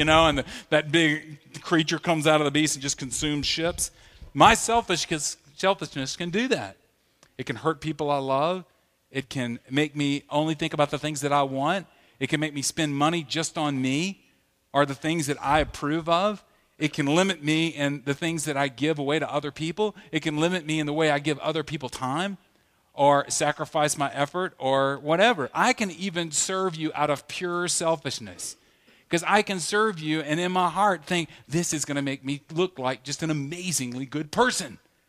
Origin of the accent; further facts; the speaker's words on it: the South, United States; You know, I grew up in the South where they would say things like, you know, they would challenge us about not watching R-rated movies or PG-13 movies